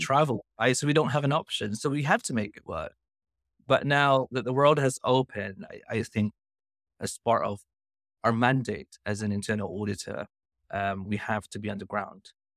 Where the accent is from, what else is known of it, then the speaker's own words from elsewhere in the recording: Philippines; moved away as an adult; now in United Kingdom; I'm originally from Philippines